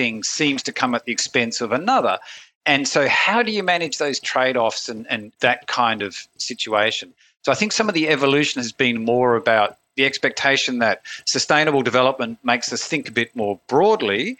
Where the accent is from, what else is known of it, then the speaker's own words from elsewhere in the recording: Australia; I'm from Australia